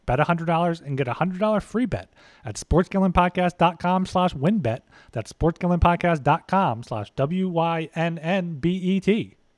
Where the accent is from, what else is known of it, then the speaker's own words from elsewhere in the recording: United States; as only American on the panel